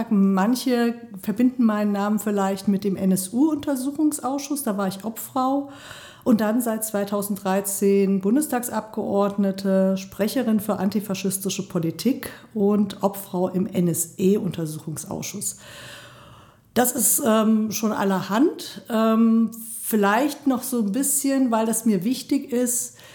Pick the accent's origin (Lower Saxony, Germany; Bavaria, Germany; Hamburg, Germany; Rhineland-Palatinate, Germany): Rhineland-Palatinate, Germany; Mainz; moved away as an adult; also born or lived in Bremen; now in Erfurt, Germany; ich bin in Mainz geboren, habe in Bremen studiert, Philosophie, als Kulturmanagerin gearbeitet in einem Stadtteilzentrum und bin dann 2002 nach Thüringen gekommen